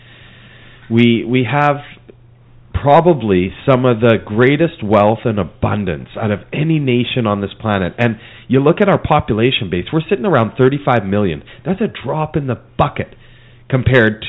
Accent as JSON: {"language": "English", "region": "Alberta", "country": "Canada", "tie": "born or raised there", "moved": "yes", "lives_now": "Mission, Canada", "said": "I grew up in Alberta."}